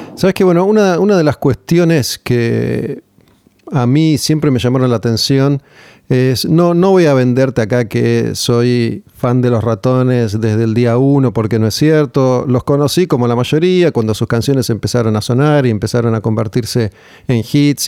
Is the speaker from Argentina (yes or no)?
yes; Argentina; como somos nosotros los argentinos